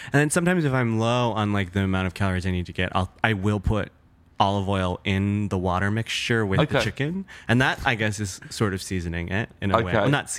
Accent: the Midwest of America, United States; growing up in the Midwest of America

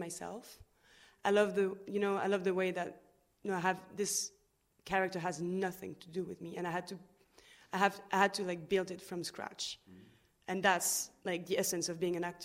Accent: Lille, Hauts-de-France, France; English is a second language; now in Paris, France; I was born in Lille, in the north of France, but I've traveled a little bit around France, and now I've been living in Paris for 12 years.

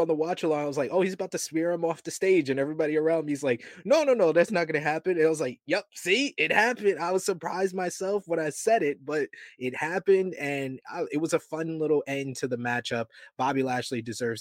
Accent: New York, United States; As a New Yorker

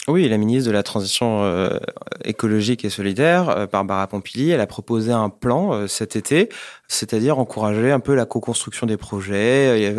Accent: Brittany, France; je suis breton

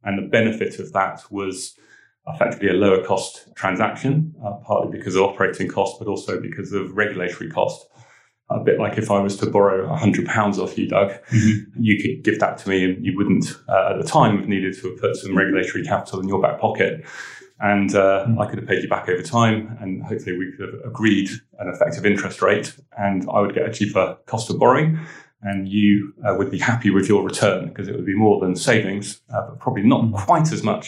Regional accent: Weymouth, South West England, United Kingdom; born there; also born or lived in Italy; I was born in Weymouth. My father was in the Navy. And so with mum and my two brothers, we sort of moved around the country a bit and in later life lived in Italy and a few other

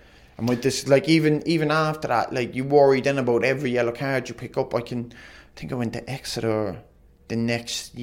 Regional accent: Ireland; being Irish

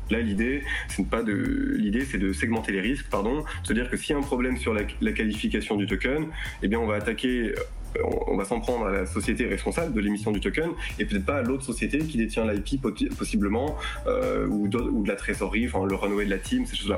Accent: France; on est français

